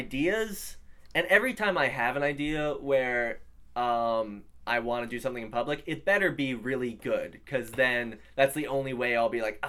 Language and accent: English; New York City, New York, United States; also born or lived in New Jersey; Well, I've lived here all my life. So I grew up I was born in Manhattan and raised here. I've lived on the Upper West Side most of my life.